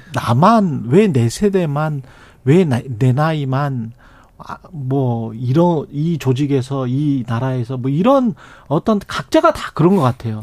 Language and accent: Korean; South Korea; 한국 사람이고